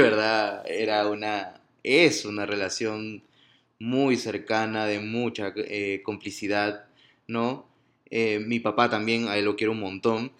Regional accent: Piura, Peru; moved away as an adult; Piura, que es el norte de Perú, de donde yo vengo

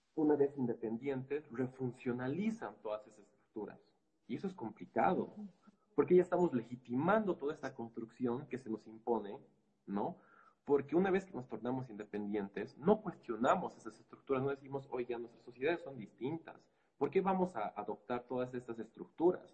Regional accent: Bolivia; nuestra historia como eh, boliviana

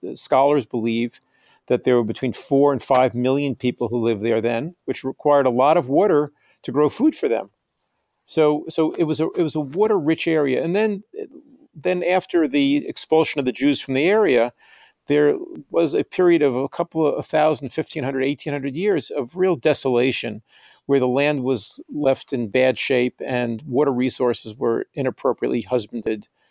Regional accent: United States; also born or lived in New York; I'm an American writer and I live in New York

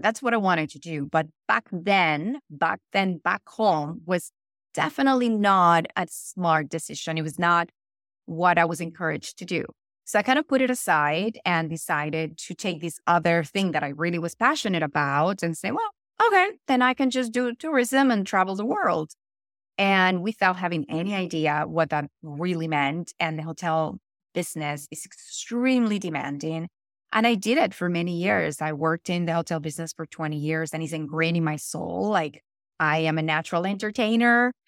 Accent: Venezuela; first language Spanish; English is a second language; moved away as an adult; also born or lived in Florida / New York / Las Vegas; now in Los Angeles, United States; I'm originally from Venezuela. I have been living in the United States since nineteen ninety-eight

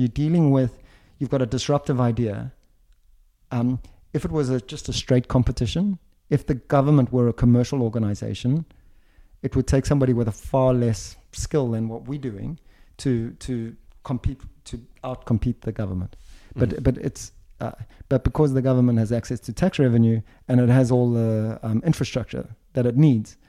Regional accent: Switzerland; You know, I come from Switzerland and I'm based in Switzerland.

